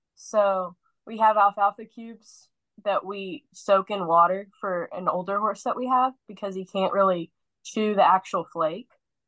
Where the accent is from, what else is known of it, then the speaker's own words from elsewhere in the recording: Texas, United States; I'm from Texas